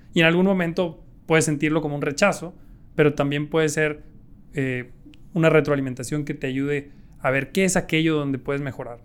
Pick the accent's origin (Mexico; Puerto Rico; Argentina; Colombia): Mexico; yo me quiero morir haciendo negocios en mi país